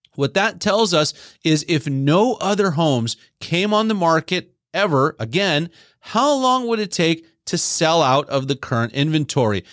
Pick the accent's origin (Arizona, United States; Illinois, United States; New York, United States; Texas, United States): Texas, United States; moved away; my home state of Texas